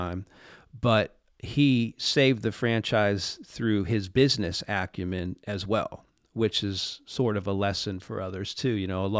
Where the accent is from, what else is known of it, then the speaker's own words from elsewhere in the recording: Pittsburgh, Pennsylvania, United States; Well, you know, I grew up in Pittsburgh, and when I was growing up, the Penguins were not very good.